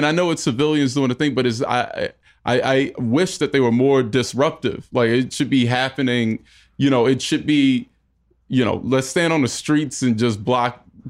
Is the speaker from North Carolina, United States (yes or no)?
yes; North Carolina, United States; North Carolina.